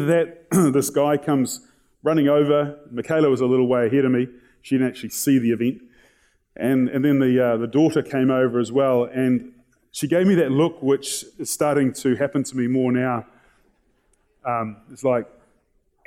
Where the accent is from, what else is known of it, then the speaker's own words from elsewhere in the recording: New Zealand; they asked us where we're from, and we said, oh, we're from New Zealand